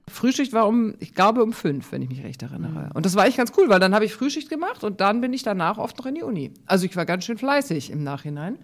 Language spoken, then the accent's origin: German; Munich, Bavaria, Germany; now in Hamburg, Germany; ich bin, wie gesagt, in München aufgewachsen mit zwei Brüdern